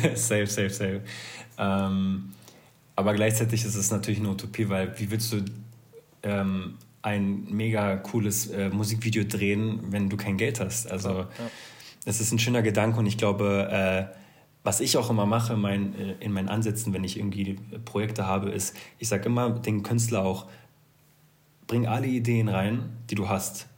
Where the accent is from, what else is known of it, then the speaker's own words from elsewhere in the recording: Berlin, Germany; ich komme zwar aus Berlin